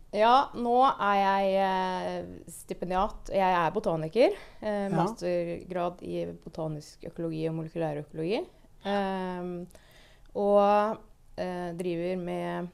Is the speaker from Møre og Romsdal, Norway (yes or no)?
no; Moss, Østfold, Norway; jeg vokste opp på Jeløya